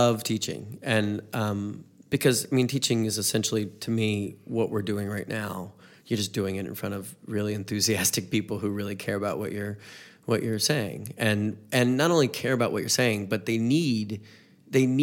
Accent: North Carolina, United States; moved away as an adult; now in Missouri, United States; I'm from the South, I'm from a different part of the South, North Carolina

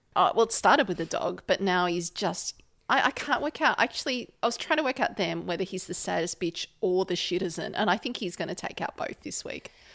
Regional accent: Australia; as an Australian

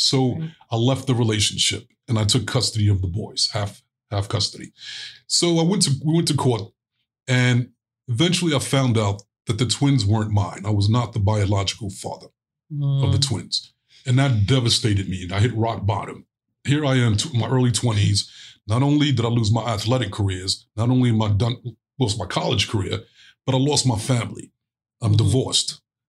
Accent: Brooklyn, New York, United States; But as I got older, growing up in Brooklyn, it was like, there's no way I'm going to survive on the streets of Brooklyn being Mr. Loving, spiritual, nice guy.

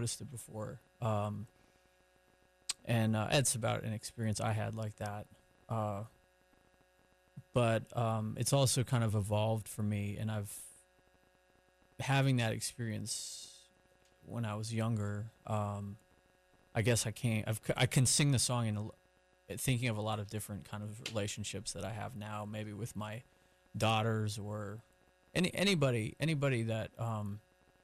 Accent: New Hampshire, United States; now in Durham, United States; We live in Durham now, but we grew up in New England, New Hampshire, mainly

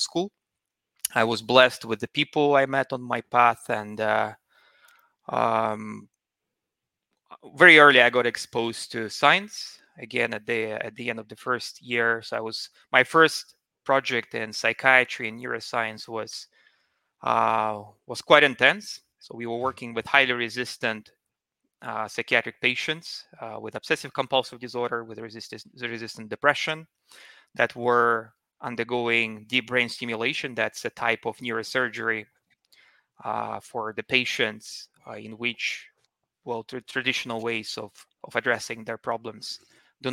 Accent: Murmansk, Murmansk Oblast, Russia; moved away as an adult; now in Stockholm, Sweden; So I was born and grew up in Russia. So I'm Russian by origin. I was born in Murmansk

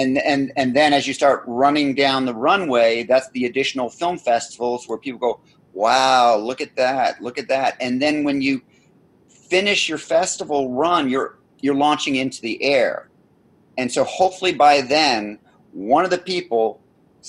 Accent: Scotland, United Kingdom; I'm Scottish

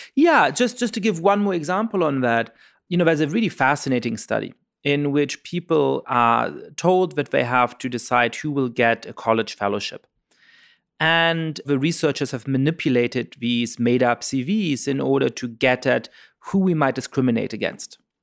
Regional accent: Germany; moved away; when I was growing up in Germany

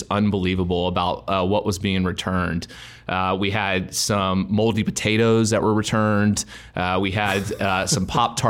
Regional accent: Texas, United States; I grew up in an extremely competitive environment of growing up in Texas.

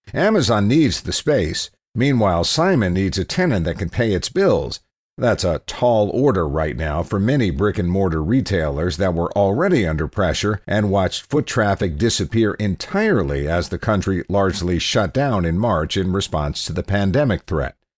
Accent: Cleveland, Ohio, United States; as a teenager growing up in Cleveland

